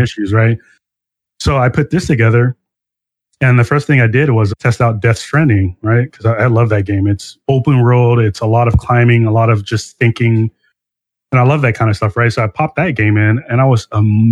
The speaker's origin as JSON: {"language": "English", "town": "Long Beach", "region": "California", "country": "United States", "tie": "born or raised there", "said": "I grew up in Long Beach, California"}